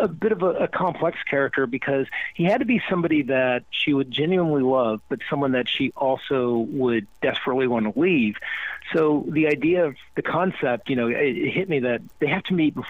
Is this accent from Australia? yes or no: no; Panama; born there; I'm mixed. I was born in Panama. Half my family's still there. My dad was from America, and we, you know, traveled all around when I was growing up.